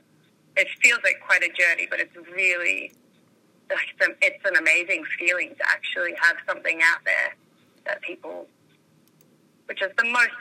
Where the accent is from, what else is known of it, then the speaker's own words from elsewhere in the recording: Dubbo, New South Wales, Australia; also born or lived in Orange, New South Wales; I grew up in the country. I grew up in Dubbo.